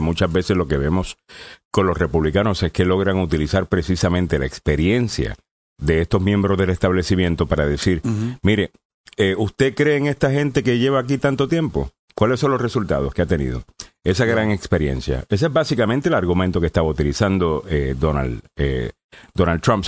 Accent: Puerto Rico; como, como puertorriqueño

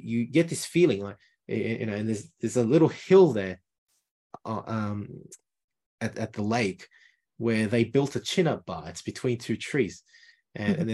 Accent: Lima, Peru; moved away; I come from Peru, from Lima, but not the center of Lima where the rich people were. I come from 2 hours north on the base of the Andes Mountains

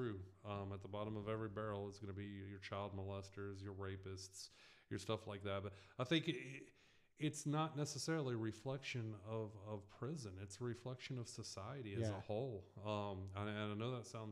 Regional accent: the South, United States; growing up in the South

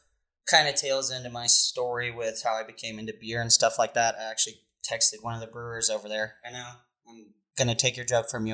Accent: Indiana, United States; A little bit about myself. Born and raised in Indiana.

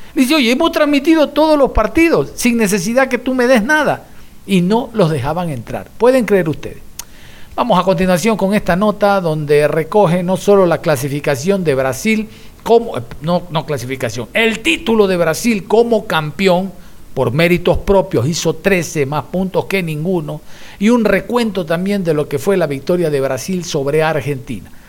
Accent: Ecuador

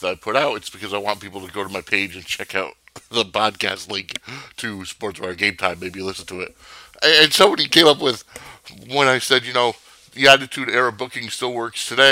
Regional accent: Connecticut, United States; Growing up in Connecticut

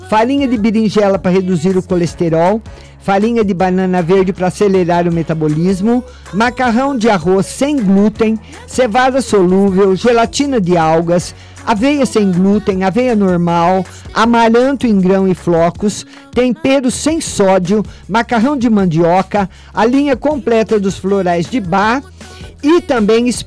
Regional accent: Votuporanga, São Paulo, Brazil; eu, eu sou de Votoporanga, lembra?

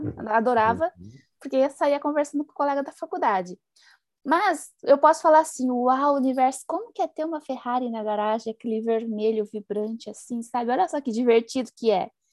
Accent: Paraná, Brazil; moved away; eu sou lá do Paraná

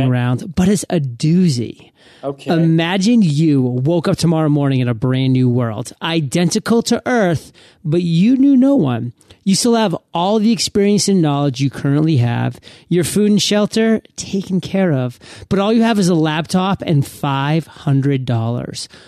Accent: Bangor, Maine, United States; Shout out to Maine, born and raised in south of where um, Stephen was from. He was from the Bangor area. I was from Bangor. Bangor, Maine.

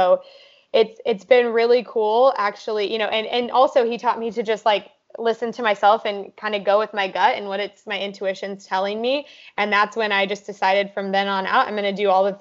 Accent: Kansas, United States; moved away as an adult; also born or lived in California; now in Austin, United States; growing up in Kansas

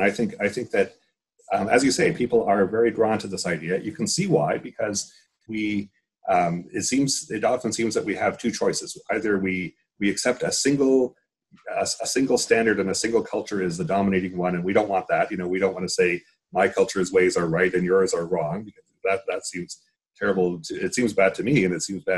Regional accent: Canada; now in New Jersey, United States; I'm a Canadian now living in the States

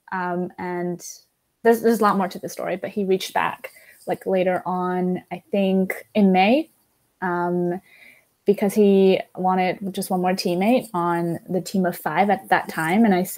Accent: Shanghai, China; moved away; also born or lived in Syracuse, New York; I'm originally from Shanghai

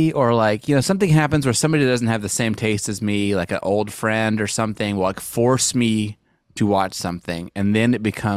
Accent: Montana, United States; moved away; I'm from Montana. It's like snowy.

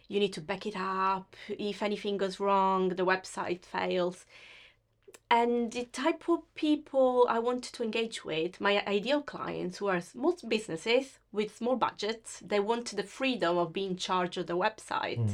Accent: Sicily, Italy; accent: Italian; English is a second language; moved away as an adult; now in United Kingdom; I come from Sicily, which is the very south of Italy.

